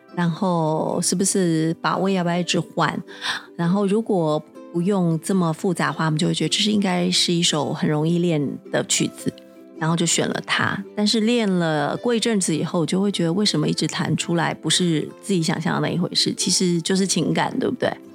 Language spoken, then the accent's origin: Chinese; Taiwan; 在我们台湾这边